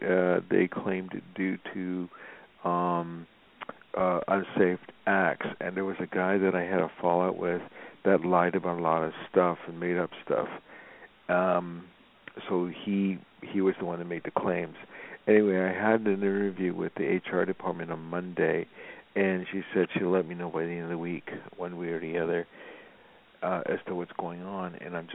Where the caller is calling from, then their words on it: Los Angeles, California, United States; I'm calling from Los Angeles.